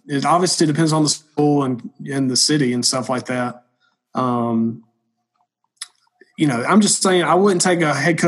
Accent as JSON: {"language": "English", "region": "the South", "country": "United States", "said": "I'm from the South."}